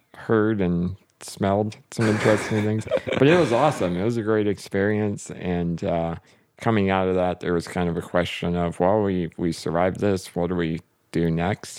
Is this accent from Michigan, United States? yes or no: no; North Carolina, United States; moved away as an adult; now in Fort Wayne, United States; I grew up in North Carolina